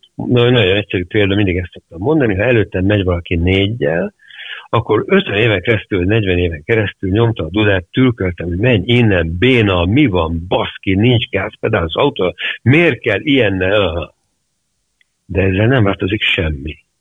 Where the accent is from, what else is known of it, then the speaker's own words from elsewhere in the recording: Hungary; also born or lived in London; én magyar vagyok